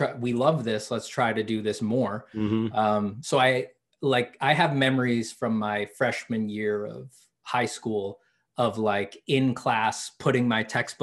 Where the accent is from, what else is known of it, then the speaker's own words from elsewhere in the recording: New York, United States; moved away; I'm from New York